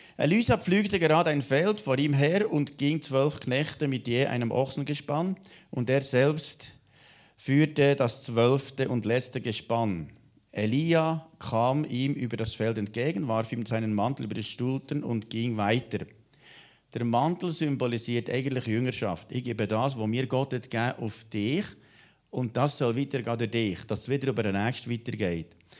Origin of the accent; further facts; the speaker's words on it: Switzerland; bei uns in der Schweiz